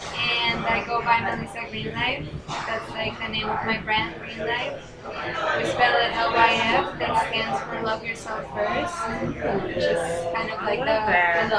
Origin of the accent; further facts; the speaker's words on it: Medellin, Antioquia, Colombia; Thank you. From Medellin, Colombia. It's known as like the land of Pablo Escobar.